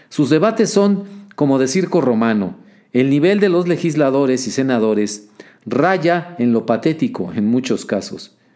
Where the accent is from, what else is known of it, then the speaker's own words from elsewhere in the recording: Mexico; Yo como observador mexicano me lleno de pesadumbre al observar cómo, a lo largo de los años recientes, por lo menos desde una década atrás, la vida pública estadounidense